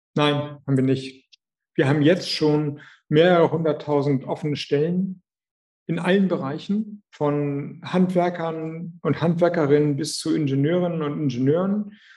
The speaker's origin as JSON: {"language": "German", "region": "Schleswig-Holstein", "country": "Germany", "said": "Und ich komme aus Schleswig-Holstein"}